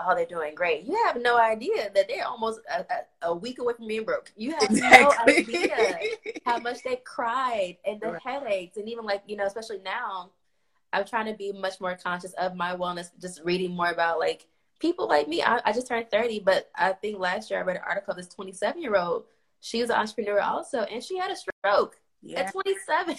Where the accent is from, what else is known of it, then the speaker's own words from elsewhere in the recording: Chicago, Illinois, United States; moved away as an adult; also born or lived in the South (college); now in Providence, United States; I'm from Inglewood, South Chicago. So I grew up in the hood